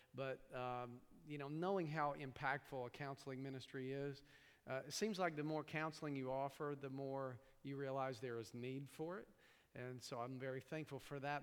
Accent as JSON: {"language": "English", "region": "East Tennessee", "country": "United States", "tie": "born or raised there", "also_born_or_lived": "New York", "accent": "hillbilly", "moved": "yes", "said": "I grew up in East Tennessee"}